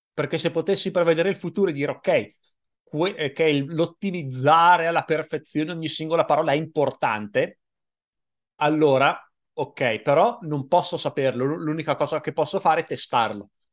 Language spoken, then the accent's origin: Italian; Italy; "Sono italiano."